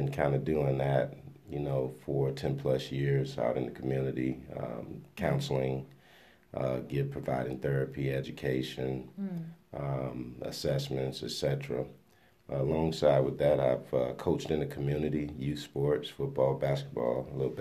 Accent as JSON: {"language": "English", "town": "Miami", "region": "Florida", "country": "United States", "tie": "born or raised there", "moved": "as an adult", "lives_now": "Topeka, United States", "said": "Born and raised in Miami, Florida. Came to Topeka, Kansas by way of a football scholarship to Washburn University."}